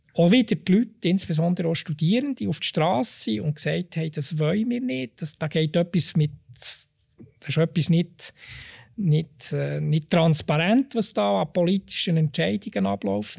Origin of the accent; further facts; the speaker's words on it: Switzerland; als Schweizer